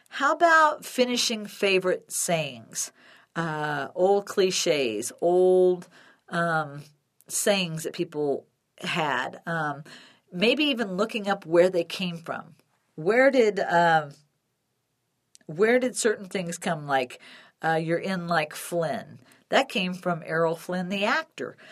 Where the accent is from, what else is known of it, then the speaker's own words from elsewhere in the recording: Chicago, Illinois, United States; now in Denver, United States; growing up in Illinois